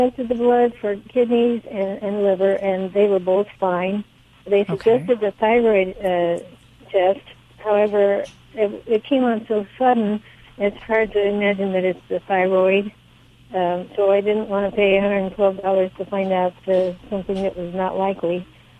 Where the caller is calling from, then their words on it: Monticello, Illinois, United States; I am in Monticello, Illinois.